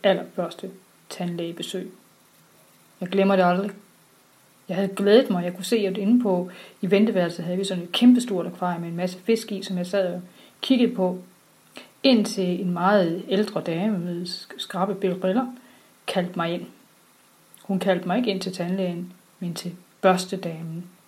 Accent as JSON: {"language": "Danish", "town": "Sønderborg", "region": "Southern Denmark", "country": "Denmark", "said": "Jeg kommer fra Sønderborg"}